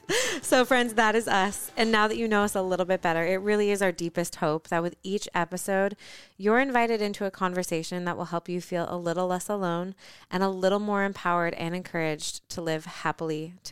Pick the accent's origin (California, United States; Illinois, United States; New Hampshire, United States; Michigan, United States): Michigan, United States; moved away; also born or lived in Los Angeles; While I was born in Michigan, my adventurous side eventually led me to Los Angeles